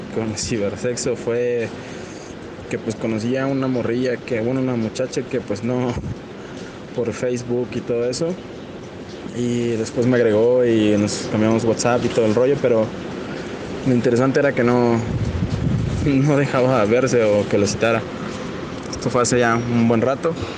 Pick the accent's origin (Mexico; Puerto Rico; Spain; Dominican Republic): Mexico; Puebla; soy de México en el estado de Puebla